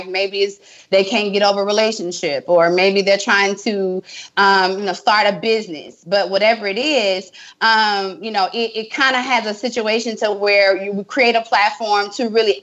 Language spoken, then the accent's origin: English; Tallulah, Louisiana, United States; moved away; I'm from Tallulah, Louisiana.